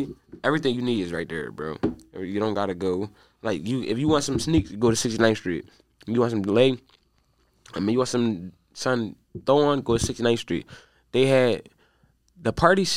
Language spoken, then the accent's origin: English; Darby, Pennsylvania, United States; I'm from Derby